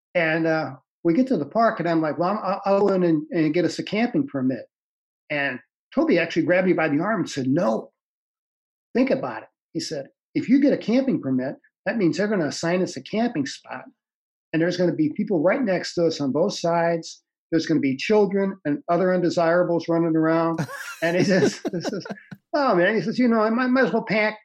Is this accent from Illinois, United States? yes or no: no; St. Louis, Missouri, United States; moved away as an adult; also born or lived in Michigan / American Samoa / Vermont; I'm originally from St. Louis, Missouri. Grew up there in the South City